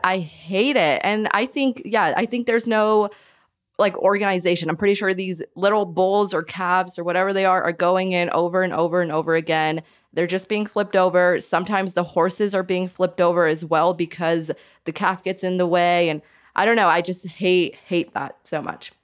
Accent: Caldwell, Idaho, United States; I grew up in Caldwell and it just was never an opportunity for me to go

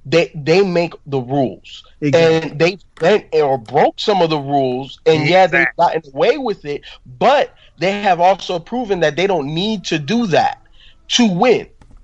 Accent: Miami, Florida, United States; I grew up in Miami and I am a Dolphin fan.

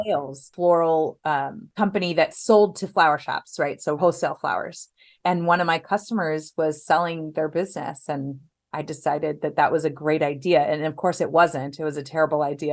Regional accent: Los Angeles, California, United States; also born or lived in Orange County, California / Temecula, California; now in San Diego, United States; Los Angeles

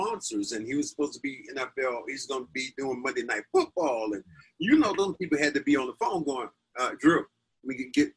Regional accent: United States; I am so American

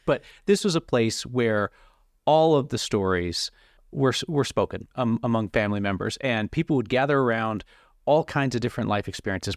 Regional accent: Rochester, New York, United States; moved away as an adult; now in Denver, United States; I worked two years in Rochester, and then I wasn't really sure where my path was gonna go, whether I wanted to be in my hometown for the rest of my life

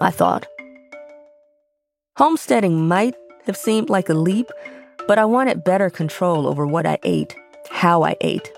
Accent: Chicago, Illinois, United States; moved away as an adult; now in Conway, United States; I was born and raised in Chicago, but my mother hails from Memphis, Tennessee.

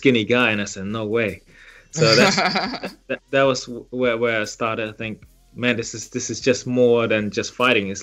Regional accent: Germany; moved away as an adult; also born or lived in Liberia; now in United Kingdom; I was born in Liberia, West Africa, and then grew up in Germany before I then moved to the UK when I was about 20

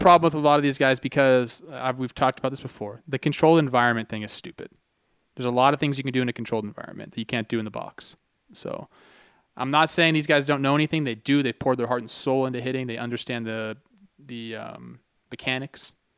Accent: Santa Clarita, California, United States; where I grew up, it's called the Santa Clarita Valley

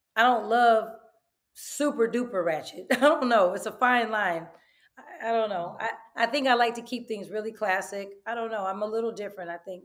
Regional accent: Oakland, California, United States; I am from East Oakland, ninetieth and Holloway

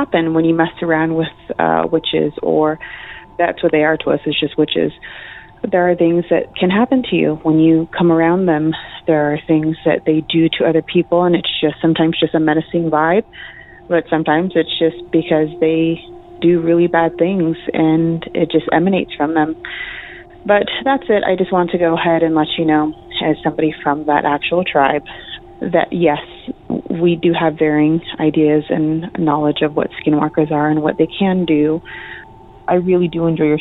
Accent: United States; I'm from the Navajo Reservation

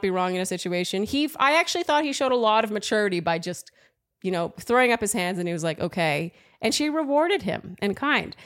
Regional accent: Canada; now in New York, United States; I'm from Canada.

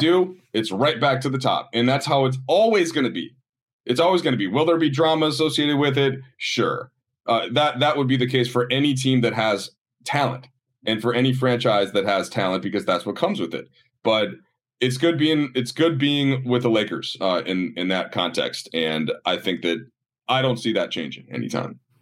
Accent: Minnesota, United States; also born or lived in Chicago / Baltimore; now in Los Angeles, United States; I grew up in Minnesota

